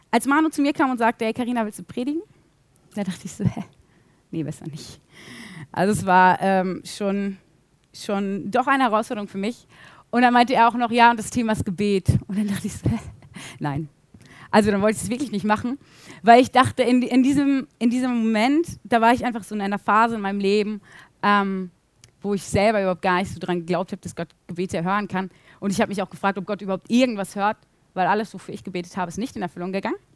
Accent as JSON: {"language": "German", "town": "Bielefeld", "region": "North Rhine-Westphalia", "country": "Germany", "tie": "born or raised there", "said": "ich bin in Bielefeld aufgewachsen, ich kenne mich hier eigentlich ziemlich gut aus."}